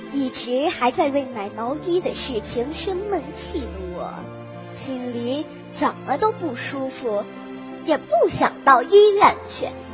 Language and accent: Chinese; Qujing, Yunnan, China; 我是来自美丽的云南省，去进士，北关小学四年级六班的学生